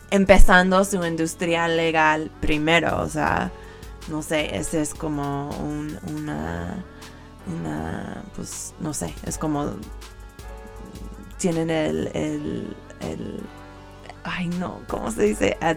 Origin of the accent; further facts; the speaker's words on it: California, United States; como soy de California, pues es una clásica que siempre voy a tocar cuando la gente lo pide.